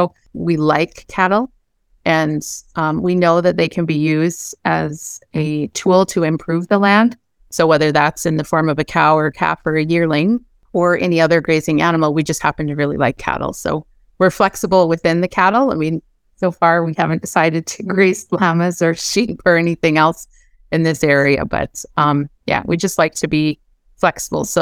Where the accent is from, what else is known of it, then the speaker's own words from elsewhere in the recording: Montana, United States; moved away as an adult; now in Meadow Lake, Canada; We moved here from Montana. I'm originally from the States.